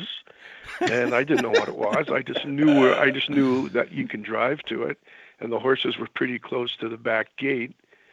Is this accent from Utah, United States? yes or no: no; New York City, New York, United States; moved away; also born or lived in Canada; I grew up in New York City